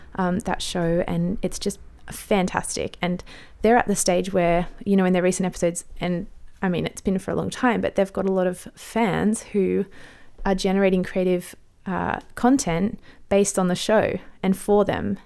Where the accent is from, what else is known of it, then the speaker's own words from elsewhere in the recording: Australia; I'm an Aussie mum in my thirties